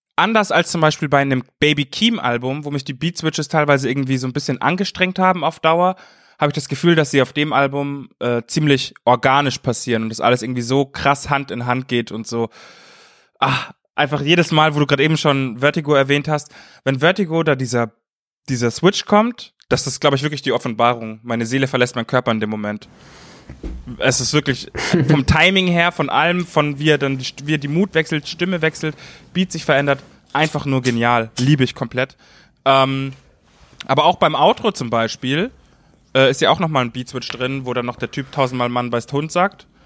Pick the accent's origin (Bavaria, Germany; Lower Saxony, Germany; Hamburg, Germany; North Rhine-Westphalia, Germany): Bavaria, Germany; Munich; moved away; in München, in meiner Heimat